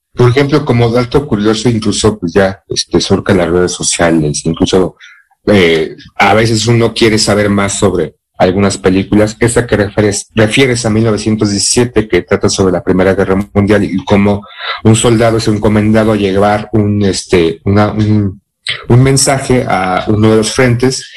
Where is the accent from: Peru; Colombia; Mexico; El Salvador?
Mexico; soy mexicano